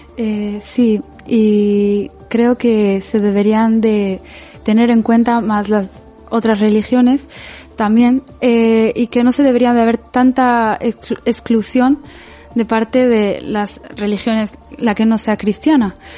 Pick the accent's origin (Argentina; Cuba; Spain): Spain; yo por ejemplo he nacido aquí y he crecido aquí